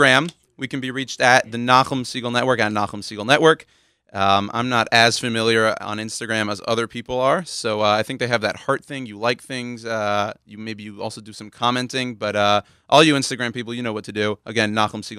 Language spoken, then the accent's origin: English; Houston, Texas, United States; moved away as an adult; now in Washington Heights, New York, United States; I'm Texan. I'm a native Houstonian, born and raised in Houston, Texas